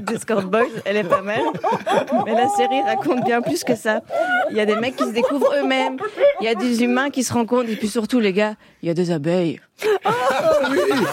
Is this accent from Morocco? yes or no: no; Belgium; moi, je viens de Belgique